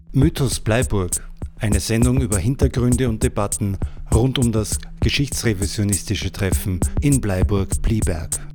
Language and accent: German; Carinthia, Austria; als Kärntner Slowenin